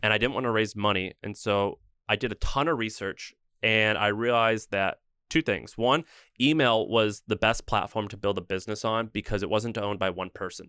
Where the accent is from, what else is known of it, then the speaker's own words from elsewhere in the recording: St. Louis, Missouri, United States; moved away as an adult; also born or lived in Nashville, Tennessee; I grew up in Saint Louis, Missouri